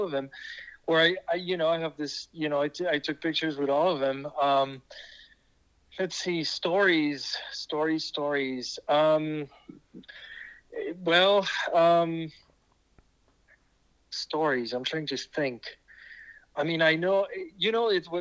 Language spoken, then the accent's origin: English; Switzerland; accent: French; first language French; English is a second language; now in Los Angeles, United States; I'm from Switzerland.